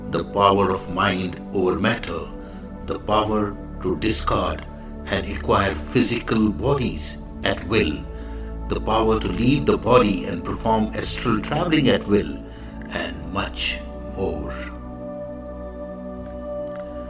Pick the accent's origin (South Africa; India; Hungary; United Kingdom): India; I am the Indian monk.